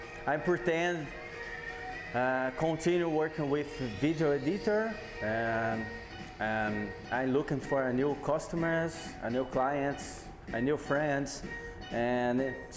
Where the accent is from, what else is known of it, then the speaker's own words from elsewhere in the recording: Brazil; first language Portuguese; English is a second language; moved away as an adult; now in Los Angeles, United States; Hey folks … I'm from Brazil. I'm a DJ and a video editor, and I arrived in LA about 3 days ago.